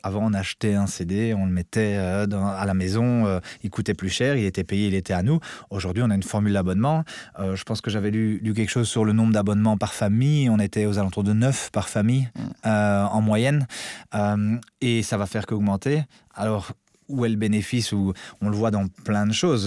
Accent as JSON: {"language": "French", "country": "Belgium", "said": "je suis un bon Belge"}